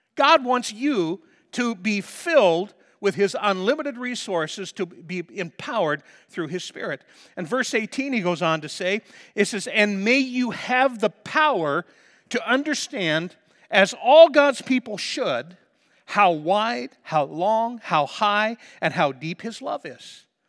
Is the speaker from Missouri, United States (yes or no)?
yes; Liberty, Missouri, United States; moved away as an adult; also born or lived in Stanley, North Dakota; I'm not moving out of my hometown, okay? I'm staying right here in Missouri